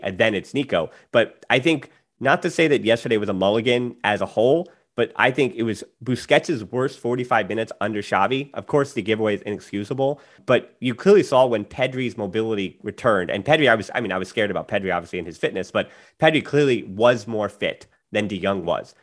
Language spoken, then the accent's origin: English; United States; as an American, I'm a little biased